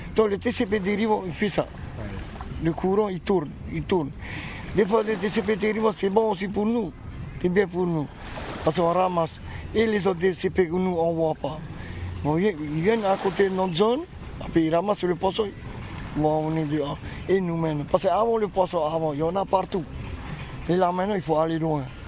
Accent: Taha'a, Leeward Islands, French Polynesia; comme on est originaire de Taha

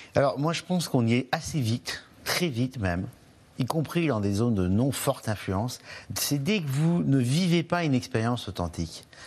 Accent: Cantal, Auvergne-Rhône-Alpes, France; dans le Cantal, chez moi

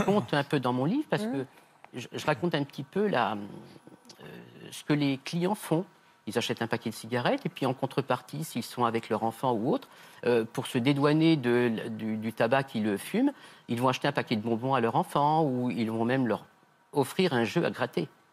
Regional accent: Nièvre, Bourgogne-Franche-Comté, France; comme je suis de la Nièvre

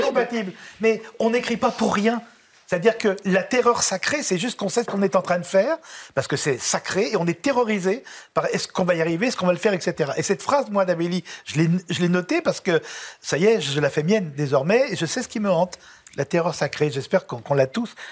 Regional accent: Lyon, Auvergne-Rhône-Alpes, France; now in Paris, France; je suis un petit lyonnais

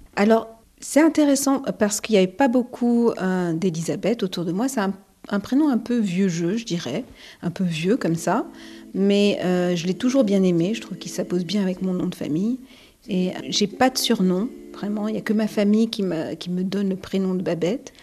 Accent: France; j'ai été, j'ai suis née, j'ai été élevée en France

